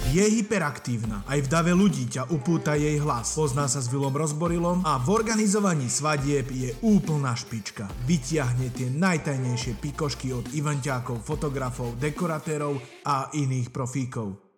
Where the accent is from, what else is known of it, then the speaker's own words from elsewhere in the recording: Trenčín, Trenčín Region, Slovakia; ja som z Trenčína